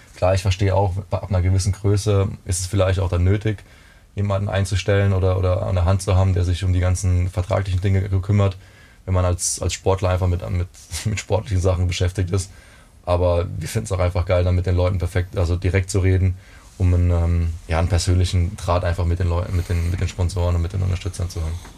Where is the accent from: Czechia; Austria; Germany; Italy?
Germany; Rhineland-Palatinate; ich bin aufgewachsen in der Pfalz